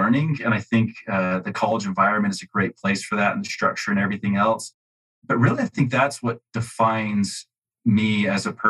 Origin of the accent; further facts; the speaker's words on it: Utah, United States; I grew up in Utah. I'm still here in Utah